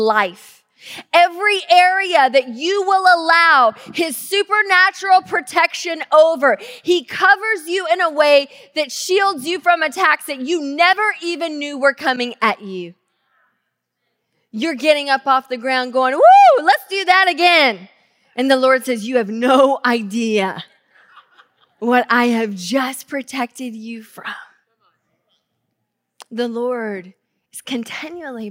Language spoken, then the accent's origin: English; the South, United States; now in Tacoma, United States; growing up in the South